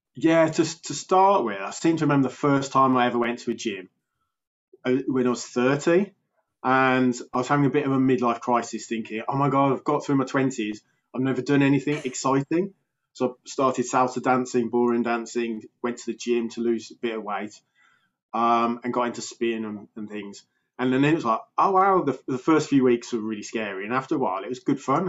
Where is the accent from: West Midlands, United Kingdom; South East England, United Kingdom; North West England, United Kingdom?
West Midlands, United Kingdom; Birmingham; accent: Birmingham; I'm from uh, England in the UK. Uh, I'm actually in Birmingham, which is um, Britain's second biggest city. Um, so about two hours from London. So yeah, so I've got a bit of a Birmingham accent